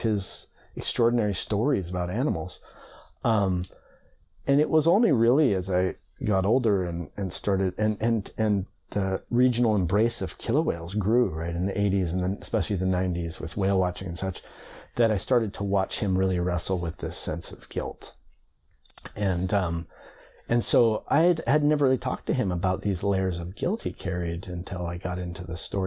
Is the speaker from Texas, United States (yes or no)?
no; Bainbridge Island, Washington, United States; I grew up on Bainbridge Island mostly in Puget Sound